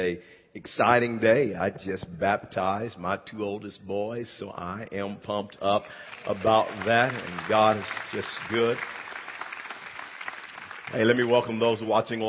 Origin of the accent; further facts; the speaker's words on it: Wewoka, Oklahoma, United States; I grew up there in Wewoka, Oklahoma